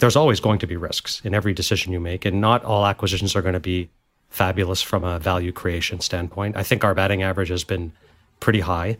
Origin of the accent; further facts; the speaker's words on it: Montreal, Quebec, Canada; moved away as an adult; also born or lived in India / Goa / Paris; now in United States; growing up in Montreal and studied business.